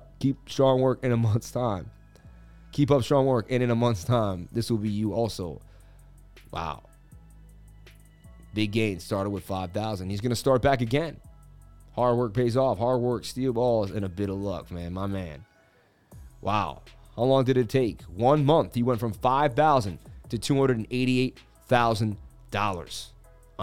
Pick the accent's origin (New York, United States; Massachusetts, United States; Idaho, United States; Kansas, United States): Massachusetts, United States; Boston; I grew up in Boston